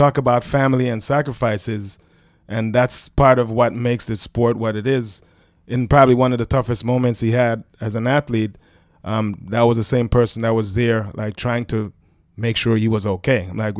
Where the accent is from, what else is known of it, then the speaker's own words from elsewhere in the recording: Jamaica; also born or lived in Brooklyn, United States; So he took a chance on this kid from Brooklyn who actually snuck in. He didn't know I was from Jamaica. And I had the pleasure of putting a Jamaican flag on his desk my first week in school.